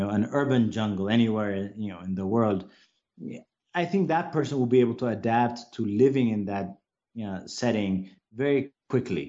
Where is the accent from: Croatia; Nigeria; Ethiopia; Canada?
Ethiopia; Addis Ababa; first language English; also born or lived in United States; I basically grew up in Addis and small areas within Addis